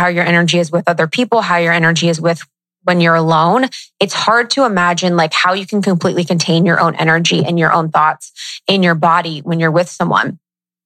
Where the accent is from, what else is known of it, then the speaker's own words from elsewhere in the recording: Midwest, United States; I'm from the Midwest